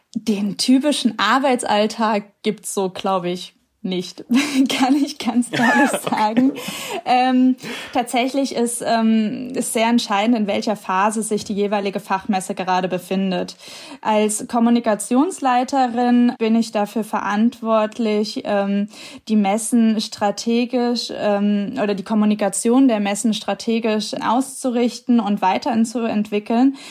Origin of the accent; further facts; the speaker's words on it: Giessen, Hesse, Germany; moved away as an adult; aus meiner Heimatstadt Gießen irgendwie wegziehe